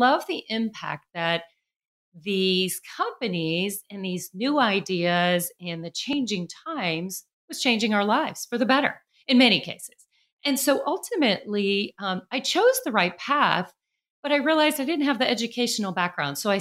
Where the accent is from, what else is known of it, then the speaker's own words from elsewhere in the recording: Chicago, Illinois, United States; now in Nashville, United States; I grew up in Chicago, although I live in Nashville, Tennessee now